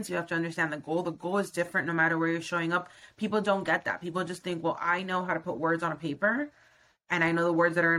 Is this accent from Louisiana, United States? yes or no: no; Miami, Florida, United States; moved away as an adult; I'm from Miami, Florida.